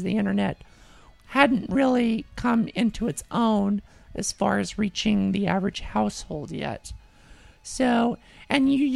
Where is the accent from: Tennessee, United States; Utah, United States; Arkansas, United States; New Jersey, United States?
Utah, United States; I was born and raised in Utah.